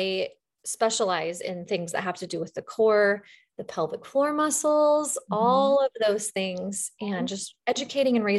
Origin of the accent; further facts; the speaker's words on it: the West, United States; I'm from the West. So we say diastasis